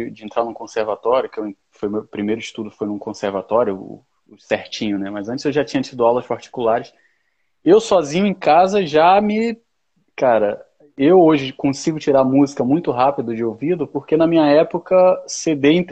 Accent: Recife, Pernambuco, Brazil; now in Rio de Janeiro, Brazil; Eu sou de Recife, eu estou no Rio de Paraquedas, mas eu sou de Recife.

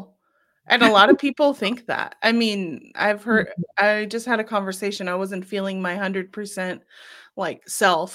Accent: California, United States; I'm from California

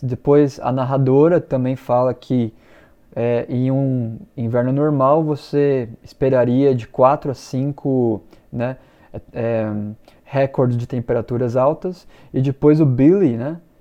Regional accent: Brazil; eu sou brasileiro. I'm Brazilian

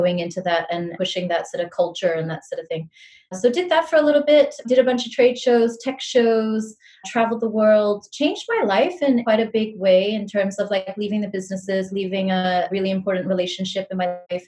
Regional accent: Singapore; also born or lived in New Zealand; I was born in New Zealand. I come from mixed heritage, which I think has given me so much perspective on life. My mom is Singaporean. My dad's Kiwi. That's what we call people from New Zealand. And I moved to Singapore when I was like 10 years old, and I've been here for such a long time. I did school here and everything

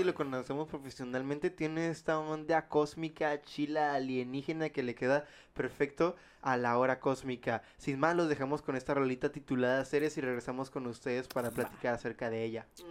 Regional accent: Mexico; nosotros como mexicanos

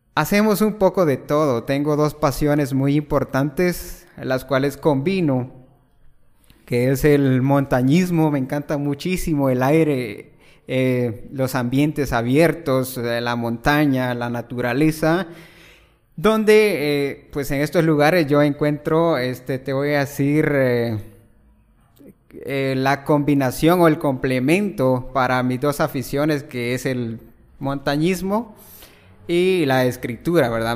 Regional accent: El Progreso, Jutiapa, Guatemala; originario de Jutiapa y, pues, resido también en en Ovejero Progreso Jutiapa prácticamente toda mi vida pues viviéndola allí, estudiando allí

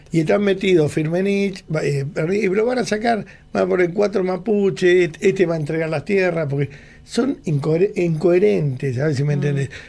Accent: Argentina; Acá no hay nadie ni grato ni ingrato, somos todos argentinos, no hay que nombrar

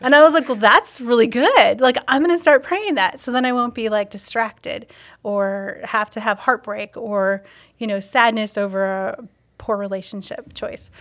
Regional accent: Wisconsin, United States; also born or lived in Ohio; now in Stevens Point, United States; I was from Wisconsin, but moving to Ohio

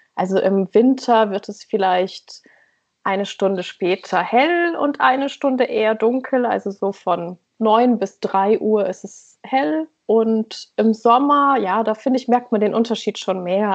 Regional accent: East Frisia, near Leer, Lower Saxony, Germany; moved away as an adult; also born or lived in Berlin; now in Oslo, Norway; ich bin in Ostfriesland aufgewachsen, in okay, der Nähe von ja. Leer

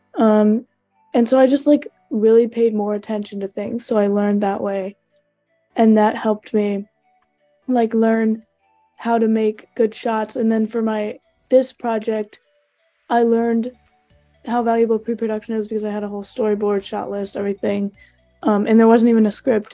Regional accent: St. Louis, Missouri, United States; moved away as an adult; now in Iowa, United States; I am originally from St. Louis, Missouri

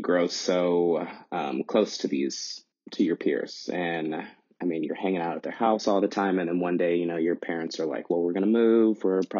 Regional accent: Kentucky, United States; I loved growing up in Kentucky. Very much in the Bible Belt. So that's just mm-hmm. interesting in its own way, growing up black and gay in central Kentucky.

